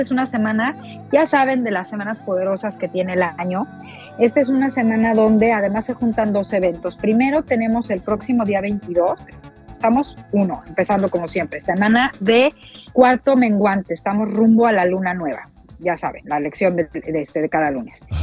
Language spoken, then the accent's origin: Spanish; Mexico; para nosotros como mexicanos